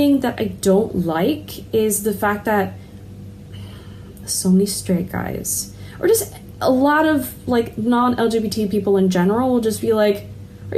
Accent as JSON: {"language": "English", "town": "Los Angeles", "region": "California", "country": "United States", "also_born_or_lived": "Yantai, China", "moved": "as an adult", "lives_now": "Shenzhen, China", "said": "I am originally from Los Angeles in the US"}